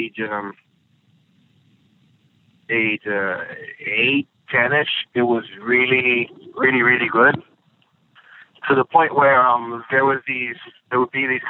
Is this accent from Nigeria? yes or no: no; San Juan, Puerto Rico; moved away as an adult; also born or lived in Mayagüez, Puerto Rico; now in Atlanta, United States; Originally, I grew up in Puerto Rico. I was born in a town called Mayagüez